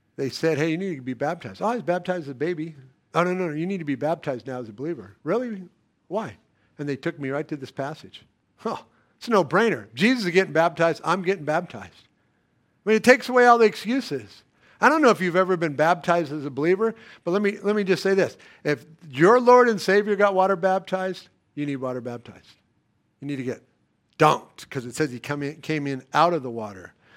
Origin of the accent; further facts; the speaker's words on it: United States; I'm American.